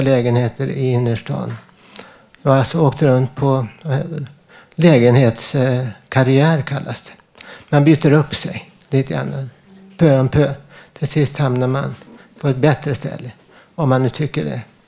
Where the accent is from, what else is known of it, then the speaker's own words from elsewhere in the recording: Stockholm, Stockholm County, Sweden; also born or lived in Södermalm, Stockholm; jag är från Västerort, Vällingby